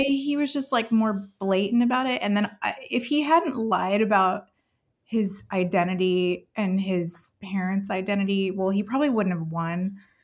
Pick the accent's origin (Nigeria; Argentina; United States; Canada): United States; California; English is a second language; moved away as an adult; I'm from California